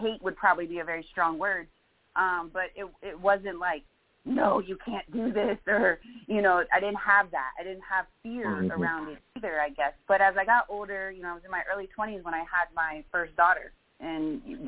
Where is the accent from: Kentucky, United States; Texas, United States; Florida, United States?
Florida, United States; South; growing up in South Florida, I grew up in a melting pot.